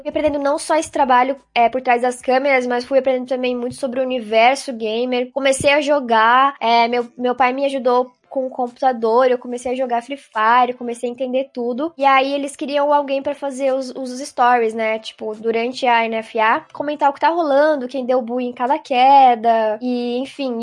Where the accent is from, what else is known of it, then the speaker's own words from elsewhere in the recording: Barra Velha, Santa Catarina, Brazil; also born or lived in Joinville; Eu nasci em Joinville, mas a gente morou sempre em Barra Velha, do ladinho